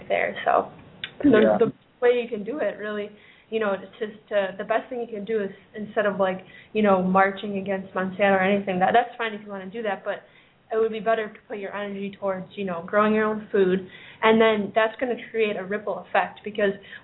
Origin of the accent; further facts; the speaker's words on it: Chicago, Illinois, United States; I grew up in Chicago